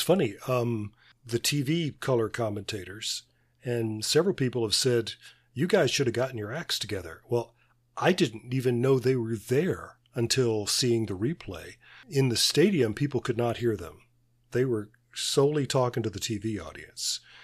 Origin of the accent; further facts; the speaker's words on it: Birmingham, Alabama, United States; my hometown of Birmingham, Alabama.